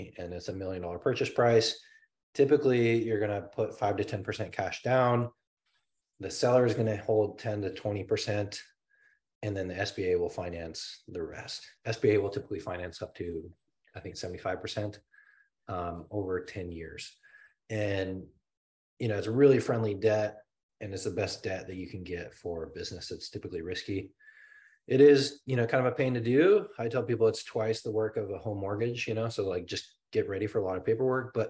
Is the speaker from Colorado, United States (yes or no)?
yes; Colorado, United States; moved away; I'm from Colorado